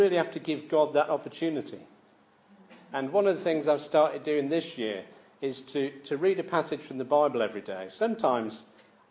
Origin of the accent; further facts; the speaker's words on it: Manchester, North West England, United Kingdom; I grew up in Manchester